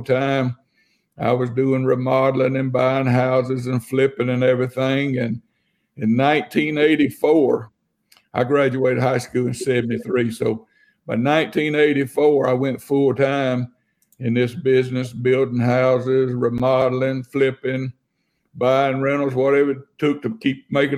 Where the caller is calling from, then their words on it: Tuscaloosa, Alabama, United States; I'm out of Tuscaloosa, Alabama.